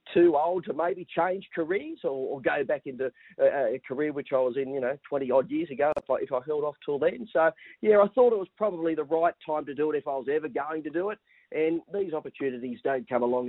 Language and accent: English; Newcastle, New South Wales, Australia; I'm born and bred in Newcastle